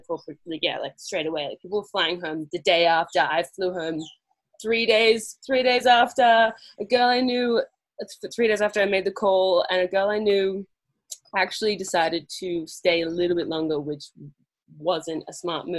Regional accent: Australia; moved away as an adult; also born or lived in London

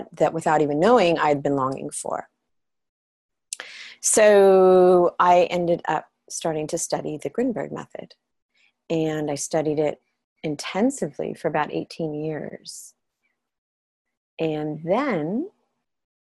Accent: Los Angeles, California, United States; moved away as an adult; also born or lived in Europe; I'm from Los Angeles and from California

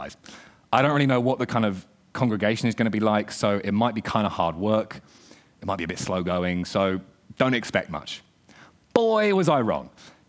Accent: the South, United States; I've led worship in my church where I was brought up back in the South in a Baptist church

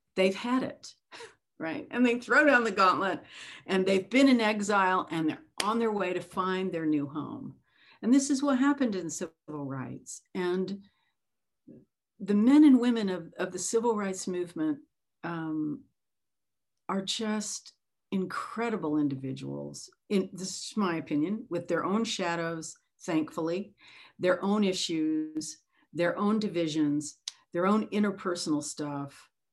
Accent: the South, United States; growing up in the South on an opposite side of the tracks

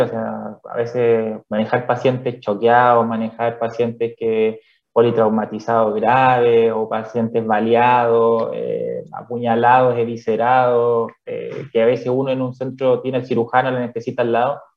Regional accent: Calama, Antofagasta, Chile; moved away as an adult; also born or lived in Chuquicamata / Santiago; now in Cochrane, Chile; soy originario de eh, Calama, la ciudad de la región. nací específicamente en Chuquicamata

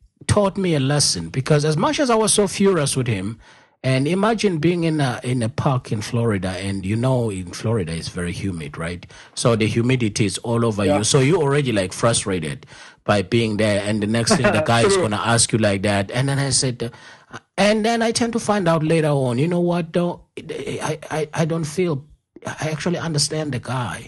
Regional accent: South Africa; accent: African; moved away; a proud Zulu like me, a proud South African like me

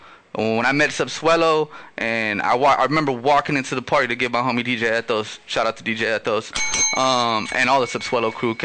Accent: Los Angeles, California, United States; first language Spanish; English is a second language; I'm a first generation Latino who grew up in South Central with deep, deep roots from where my family's from. And I wanted the people to understand that, you know, like I'm from South Central LA, but I'm also Ecuadorian

